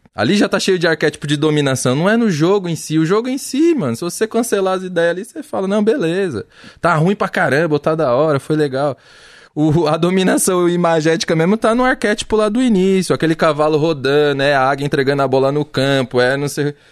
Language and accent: Portuguese; São Paulo, Brazil; eu sou de Pirituba